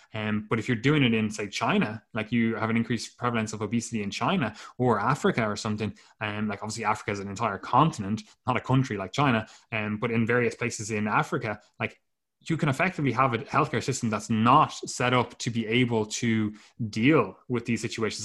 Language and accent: English; Ireland; the two of us are Irish